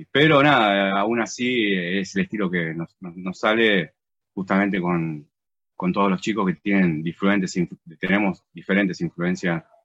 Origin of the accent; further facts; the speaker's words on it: Quilmes, Buenos Aires Province, Argentina; first language Spanish; guitarrista, compositor y eh, uno de los líderes de la banda. … somos de Quilmes, de Buenos Aires, Argentina.